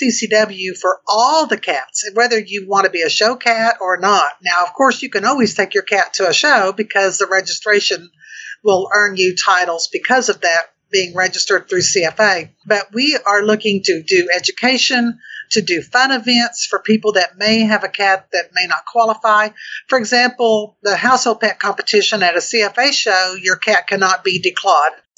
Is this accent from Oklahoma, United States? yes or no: yes; Oklahoma, United States; I'm from Oklahoma